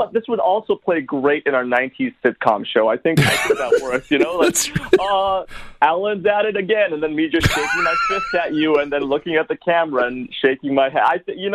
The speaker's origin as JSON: {"language": "English", "town": "Vancouver", "region": "British Columbia", "country": "Canada", "said": "I mean, you know me, I'm from Vancouver, but still grew up a Raptors fan."}